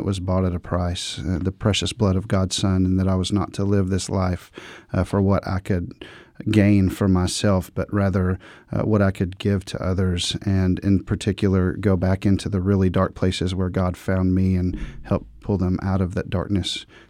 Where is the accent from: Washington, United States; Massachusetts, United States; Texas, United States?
Texas, United States; Dallas-Fort Worth; I grew up in the Dallas-Fort Worth, Texas area.